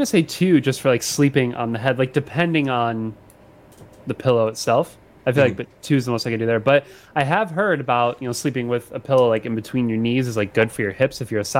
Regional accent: Chicago suburbs, Illinois, United States; being from Chicago here, I'm sorry, Chicago suburbs. But living in Chicago now

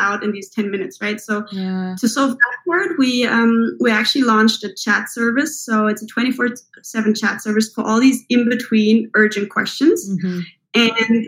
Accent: Germany; moved away as an adult; also born or lived in Switzerland / Spain / United Kingdom; now in New York City, United States; So I'm originally from Germany. I'm half German, half Swiss, actually

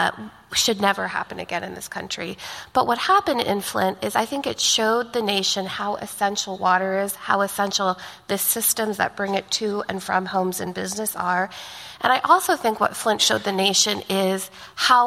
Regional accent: India; now in California, United States; I'm from India

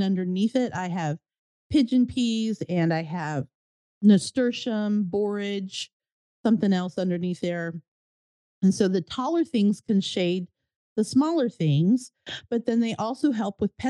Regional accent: United States; moved away as an adult; now in Florida, United States; I grew up in Virginia, New Jersey

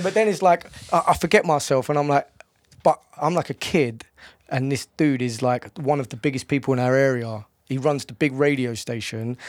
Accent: London, United Kingdom; I'm from Bow

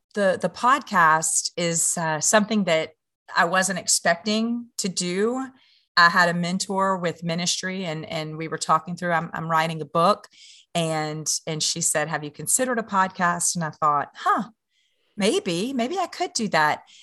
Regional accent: Louisiana, United States; I'm from Louisiana

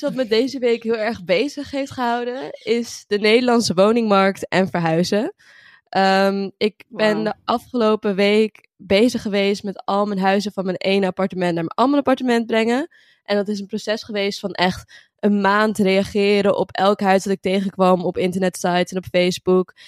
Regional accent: Utrecht, Netherlands; ik ben 21 jaar en ik kom uit Utrecht.

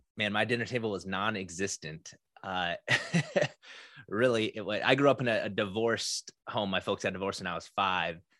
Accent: South Dakota, United States; now in Minnesota, United States; 'cause I grew up in South Dakota

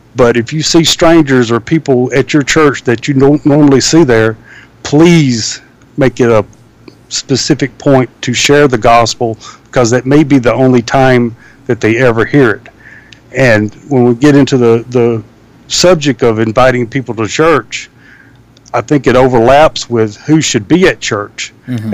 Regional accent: the South, United States; growing up in the South

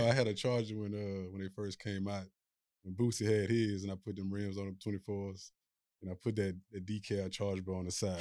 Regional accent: Marksville, Louisiana, United States; I'm from Marksville, Louisiana

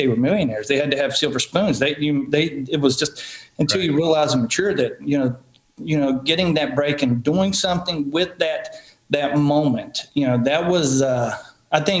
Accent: Marion, Virginia, United States; my hometown, Marion, Virginia.

